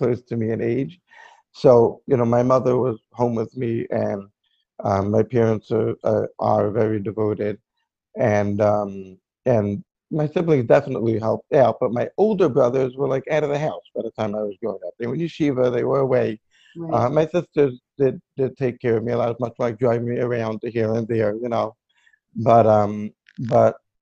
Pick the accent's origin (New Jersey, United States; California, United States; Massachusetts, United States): New Jersey, United States; Lakewood; I actually grew up in Lakewood, New Jersey, and I basically been living here all my life